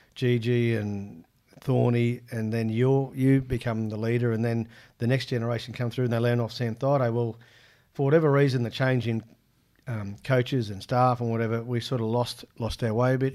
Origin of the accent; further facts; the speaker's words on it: Ipswich, Queensland, Australia; also born or lived in Rockhampton, Queensland; In Ipswich growing up, um, so I was born in Rocky, but we moved to Ipswich very young.